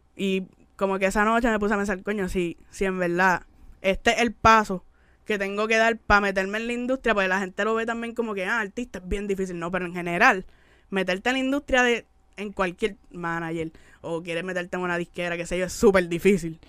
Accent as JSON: {"language": "Spanish", "country": "Puerto Rico", "tie": "born or raised there", "also_born_or_lived": "Miami, United States", "moved": "as an adult", "said": "en el Gran Bithorn"}